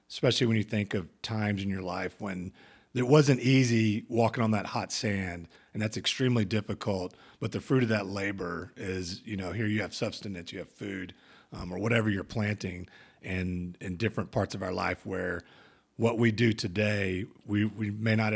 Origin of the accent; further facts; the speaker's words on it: Oklahoma, United States; So growing up in Oklahoma, you know, that's not.